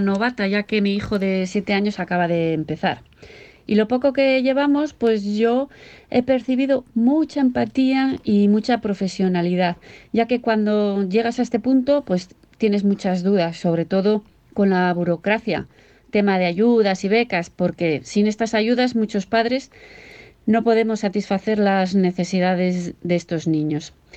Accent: Arroyo de la Encomienda, Castile and León, Spain; yo soy vecina de Arroyo de la Encomienda

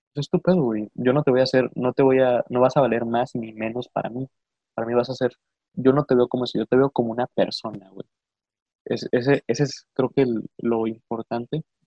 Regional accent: Mexico; a pesar de haber nacido en los Estados Unidos mexicanos y ser hijo de padres mexicanos

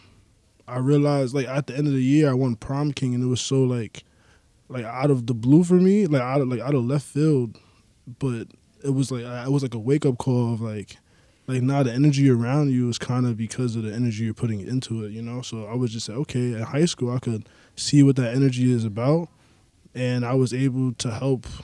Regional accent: New York City, New York, United States; I'm from the Bronx

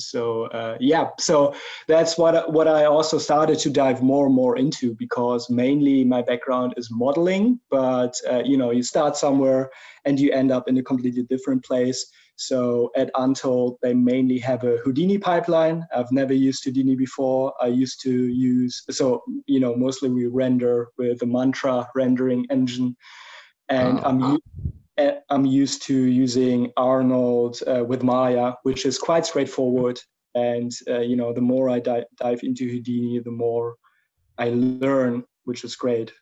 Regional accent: Germany; English is a second language; as you might pick up from my accent, I'm, I'm from Germany

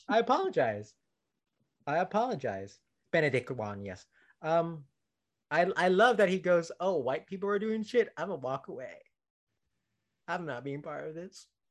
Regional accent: Philippines; as a Filipino

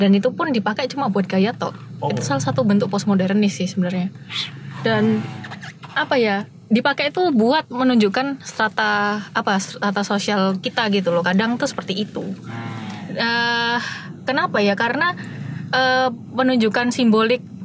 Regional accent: Surabaya, East Java, Indonesia

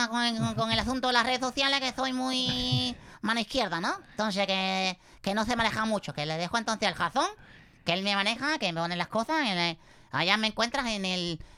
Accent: Murcia, Region of Murcia, Spain; Yo soy, bueno, que yo soy de Murcia, original de Murcia.

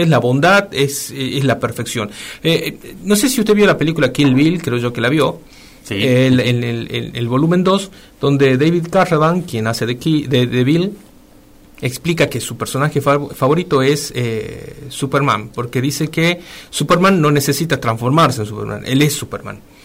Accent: Argentina; nosotros como argentinos

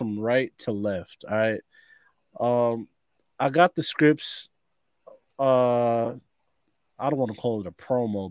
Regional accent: New York, United States; we're from New York

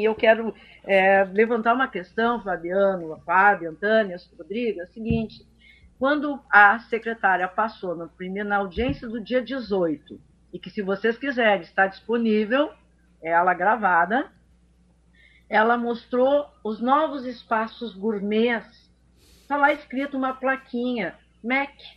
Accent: Santa Catarina, Brazil; now in Porto Alegre, Brazil; eu vim morar aqui, eu sou catarinense

